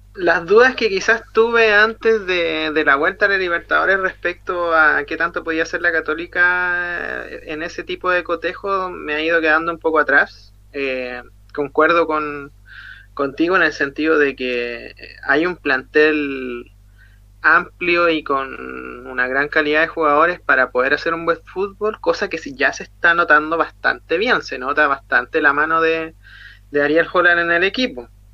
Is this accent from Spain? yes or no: no; Chile; como buen chileno